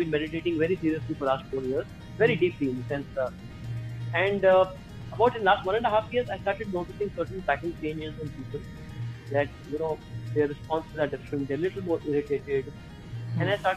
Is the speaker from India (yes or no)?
yes; India; moved away as an adult; also born or lived in Dehradun, India / Mumbai, India; now in Manila, Philippines; I am an Indian, and I was mostly in my childhood, I was raised in Dehradun and Mumbai.